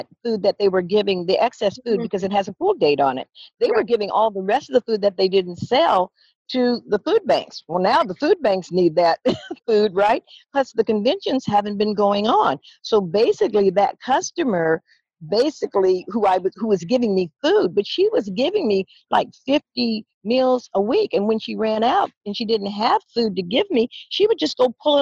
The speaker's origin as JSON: {"language": "English", "region": "Southern California", "country": "United States", "tie": "born or raised there", "moved": "as an adult", "lives_now": "San Francisco, United States", "said": "grew up in Southern California"}